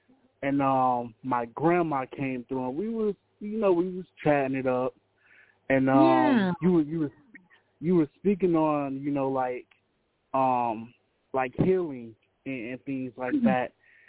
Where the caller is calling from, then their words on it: Tampa, Florida, United States; I'm from Tampa, Florida.